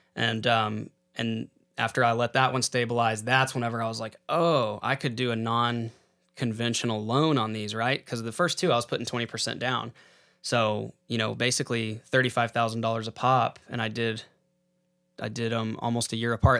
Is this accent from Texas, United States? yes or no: yes; San Angelo, Texas, United States; I grew up in San Angelo, Texas